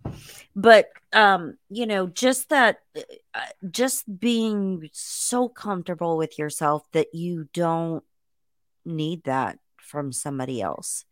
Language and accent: English; Indiana, United States; I grew up in Indiana